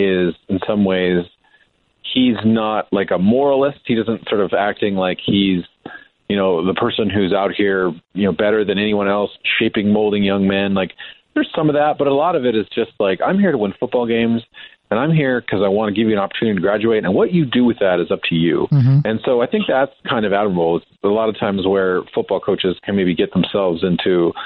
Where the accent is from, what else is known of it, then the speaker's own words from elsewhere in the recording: Montana, United States; I was from Montana and I grew up there.